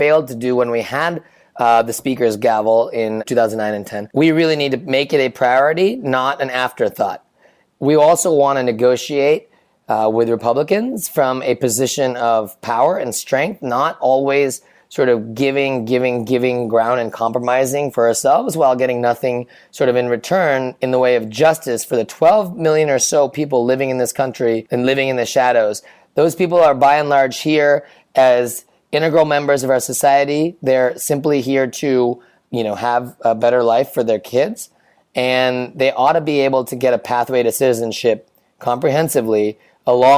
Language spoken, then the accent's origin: English; Indiana, United States; also born or lived in California; now in New York City, United States; I grew up in Indiana